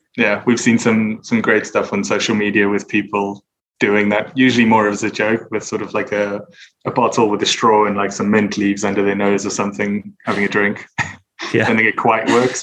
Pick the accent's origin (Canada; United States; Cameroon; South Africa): South Africa; now in United Kingdom; I'm originally from South Africa, but I'm based in the UK